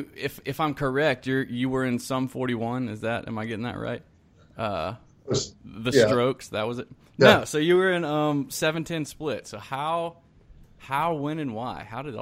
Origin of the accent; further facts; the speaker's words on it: South Carolina, United States; moved away; also born or lived in Decatur, Georgia; I'm originally from South Carolina, so that's my neck.